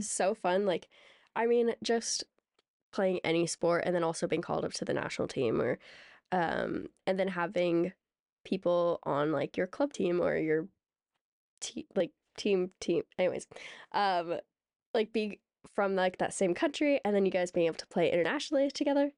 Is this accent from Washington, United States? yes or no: yes; Seattle, Washington, United States; we're from the Greater Seattle Area